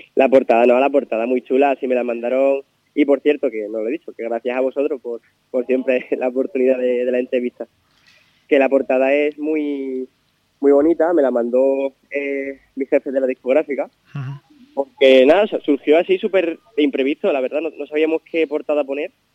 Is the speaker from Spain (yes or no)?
yes; Miajadas, Extremadura, Spain; hacer algo en mi pueblo